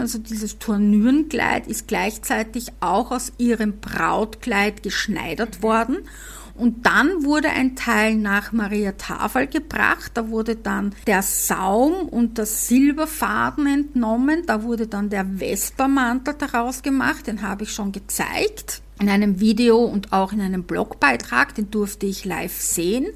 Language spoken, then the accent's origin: German; Vienna, Austria; accent: Viennese; meinen Wiener Dialekt